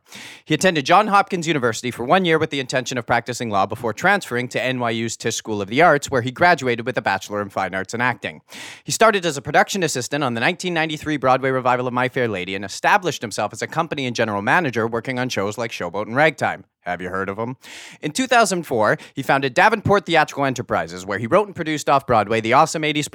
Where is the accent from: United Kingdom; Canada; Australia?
Canada; I am your Canadian variant